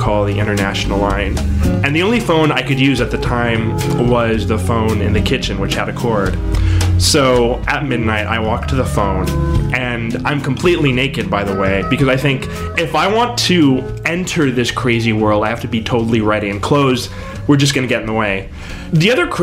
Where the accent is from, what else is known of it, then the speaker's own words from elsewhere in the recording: Corpus Christi, Texas, United States; I grew up in Corpus Christi, Texas